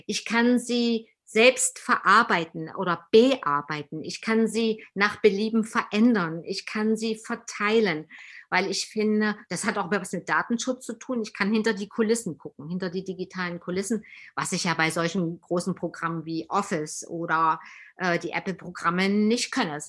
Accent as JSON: {"language": "German", "region": "East Germany", "country": "Germany", "said": "Aber ich komme ja aus dem Osten und unser Mangel in der Tat ist der, wir haben einfach zu wenig Alltagserfahrung äh, mit Menschen, die Migrationserfahrungen"}